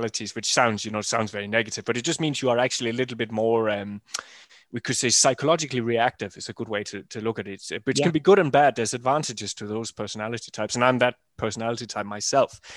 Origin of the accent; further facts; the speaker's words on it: Denmark; I'm from Jutland, north of Germany